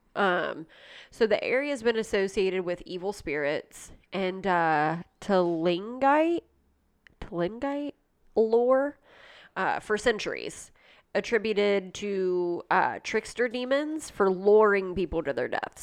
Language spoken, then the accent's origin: English; Ohio, United States; I'm from Ohio